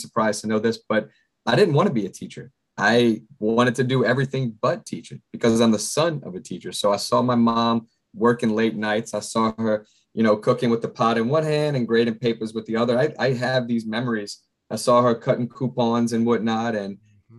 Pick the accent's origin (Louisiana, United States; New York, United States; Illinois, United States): Louisiana, United States; Chalmette; also born or lived in New Orleans, Louisiana; I was born in New Orleans. I was raised right outside of New Orleans in Chalmette.